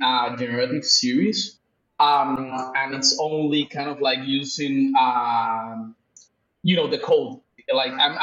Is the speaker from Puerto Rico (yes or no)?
yes; Puerto Rico; also born or lived in Mexico City, Mexico / Tulum, Mexico; now in Lisbon, Portugal; I was raised in the Caribbean, in Puerto Rico.